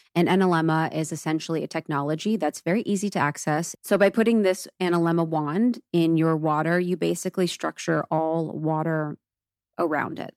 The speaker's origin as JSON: {"language": "English", "region": "Ohio", "country": "United States", "tie": "born or raised there", "said": "I grew up in Ohio and it's so Catholic, so religious"}